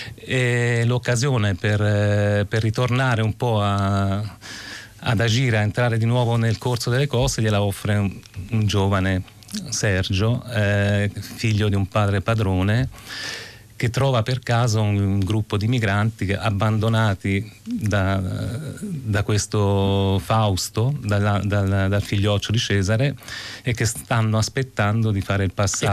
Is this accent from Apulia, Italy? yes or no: no; Casentino, province of Arezzo, Tuscany, Italy; moved away; sono un toscano eh, della provincia d'Arezzo, vengo da un piccolo borgo spopolato